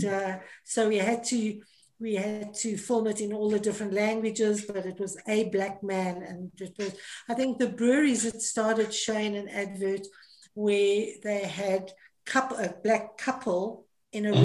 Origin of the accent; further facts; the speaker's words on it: Johannesburg, Gauteng, South Africa; moved away as an adult; also born or lived in Cape Town / Oman; Born and bred in Johannesburg, or in the West End of Johannesburg